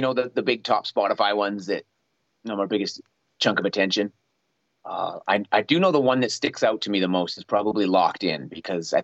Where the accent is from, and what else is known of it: Canada